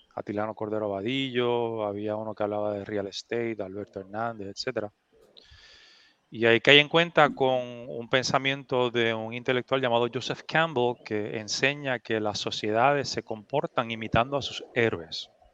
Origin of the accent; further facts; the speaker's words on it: Adjuntas, Puerto Rico; un campo de adjuntas, mi pueblo